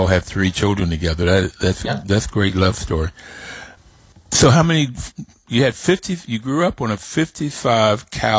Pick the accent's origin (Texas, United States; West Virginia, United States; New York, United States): West Virginia, United States; I got that growing up in West Virginia.